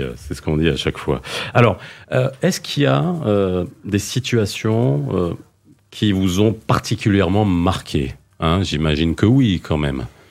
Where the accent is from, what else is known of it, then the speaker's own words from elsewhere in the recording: France; j'ai grandi en France